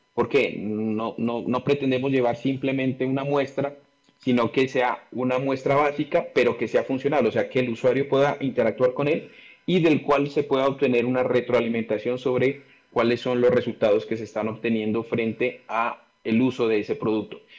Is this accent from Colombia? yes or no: yes; Pasto, Nariño, Colombia; yo nací en Pasto y vivo acá en Pasto, una ciudad al sur de Colombia